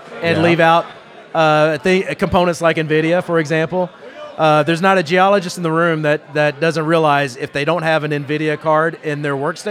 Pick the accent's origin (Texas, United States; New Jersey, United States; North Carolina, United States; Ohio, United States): Texas, United States; Houston; I grew up in Houston, so since I was a kid, really